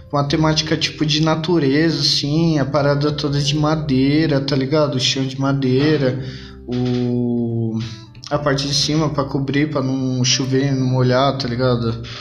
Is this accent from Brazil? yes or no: yes; São Mateus, Brazil; E Tipo assim, eu sou de São Mateus, né? Quem, quem tá ouvindo já, já tá ligado na, na parada, mas quem não é de São Mateus, mano, é tipo assim, a gente fazia praticamente os mesmos rolês, trombava as mesmas pessoas